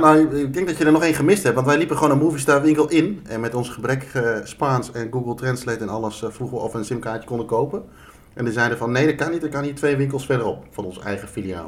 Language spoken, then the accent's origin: Dutch; Netherlands; dat we uit Nederland kwamen, verre reis hadden gemaakt